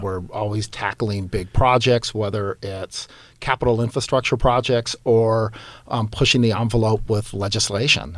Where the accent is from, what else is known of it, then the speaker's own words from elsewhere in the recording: Los Angeles, California, United States; also born or lived in West Hollywood; I grew up in Los Angeles, grew up in East L